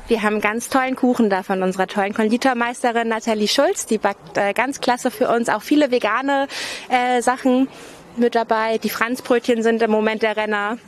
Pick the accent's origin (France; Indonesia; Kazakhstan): France; Auxerre, Bourgogne-Franche-Comté; accent: French; German is a second language; moved away as an adult; also born or lived in Cologne; now in Lübeck, Germany; aus, Bu aus der Burgund, also aus einer ganz kleinen Stadt, aber sehr schön. Auxerre heißt das.